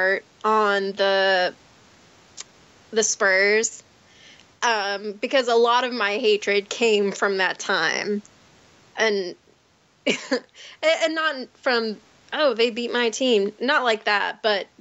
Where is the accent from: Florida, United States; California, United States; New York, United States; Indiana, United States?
Indiana, United States; southern; moved away as an adult; also born or lived in Michigan; I mostly grew up in southern Indiana near Kentucky